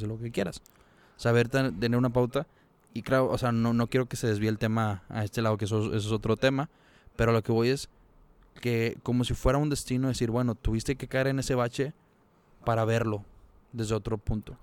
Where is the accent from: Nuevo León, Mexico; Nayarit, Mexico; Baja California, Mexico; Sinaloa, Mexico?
Nuevo León, Mexico; Monterrey; somos regios